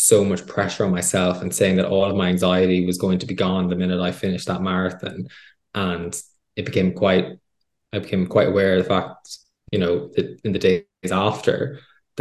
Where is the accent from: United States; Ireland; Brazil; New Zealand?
Ireland; Midlands; I grew up in the Midlands, you know, in GAA culture